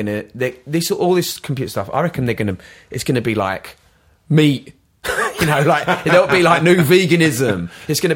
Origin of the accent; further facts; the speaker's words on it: London, United Kingdom; moved away as an adult; also born or lived in Brighton / Los Angeles; now in Worthing, United Kingdom; I'm a Londoner